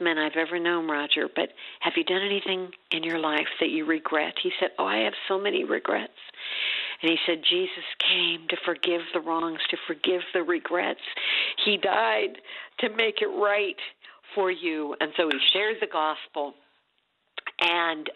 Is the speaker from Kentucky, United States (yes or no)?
no; Champaign, Illinois, United States; moved away; also born or lived in Washington, D.C.; Champaign, Illinois, which is my hometown